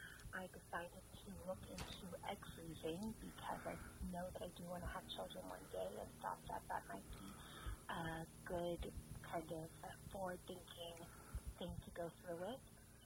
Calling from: Los Angeles, California, United States; I'm calling you from Los Angeles. I just wanted to call in because I am 34 years old

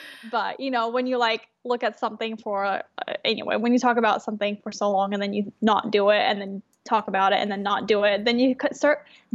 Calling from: Portland, Oregon, United States; So I'm in Portland, Oregon right now. I'm calling from my store.

